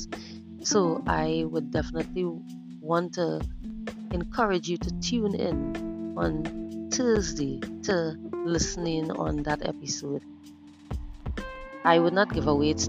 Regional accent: Trinidad & Tobago; I'm from the Caribbean island of Trinidad and Tobago

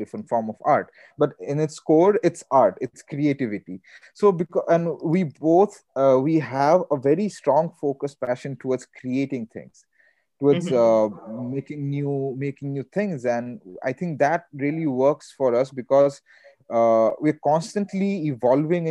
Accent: India; I'm Indian

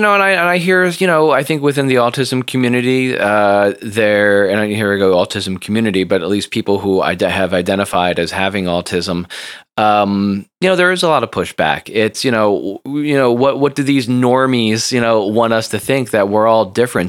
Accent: United States; also born or lived in Seoul, South Korea / New Jersey; I am an American multimedia journalist and educator.

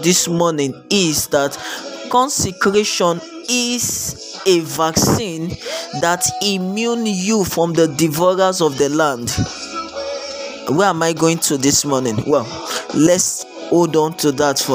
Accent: Lagos, Nigeria; I am a Nigerian. I grew up in the city of Lagos

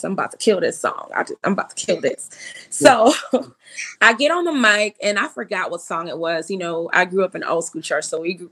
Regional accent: New York, United States; moved away as an adult; also born or lived in Boston; I was raised in New York, so the school is now called Long Island School of the Arts.

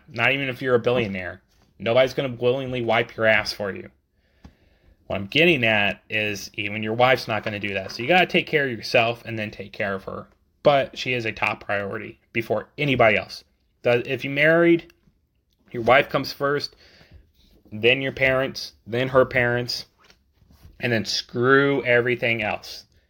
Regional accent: United States; as American citizens

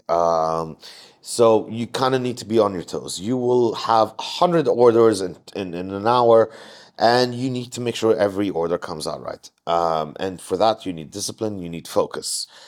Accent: Jordan; moved away as an adult; now in Mumbai, India

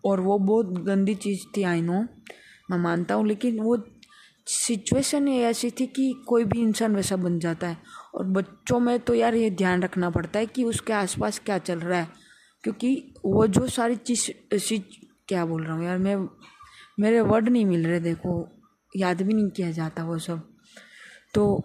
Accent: Rajkot, Gujarat, India; मैं राजकोट गुजरात से बिलोंग करता हूँ

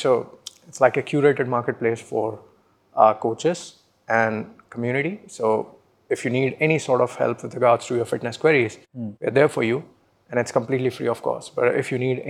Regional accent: Pulaha, Madhya Pradesh, India; moved away as an adult; now in Pune, India; I come from Pulaha, which is a small village in the middle of Madhya Pradesh

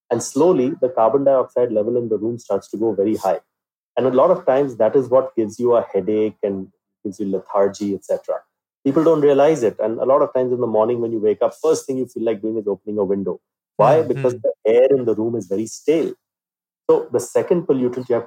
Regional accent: India; You know, I have to go out as an Indian.

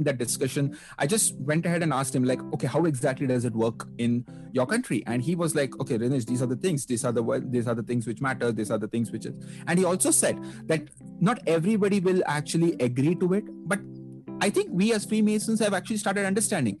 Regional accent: India; I'm a brother from India

